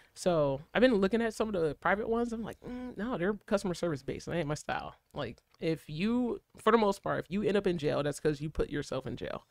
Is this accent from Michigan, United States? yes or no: yes; Detroit, Michigan, United States; moved away; growing up in Detroit